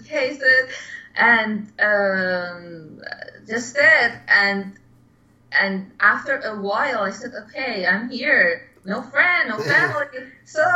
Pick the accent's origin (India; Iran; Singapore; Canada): Iran; English is a second language; moved away as an adult; also born or lived in Philadelphia; now in New York, United States; last year, I immigrated from Iran to Philadelphia